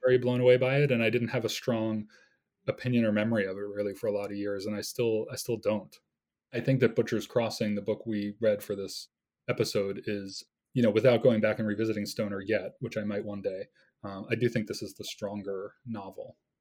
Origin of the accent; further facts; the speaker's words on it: United States; being an American of a certain age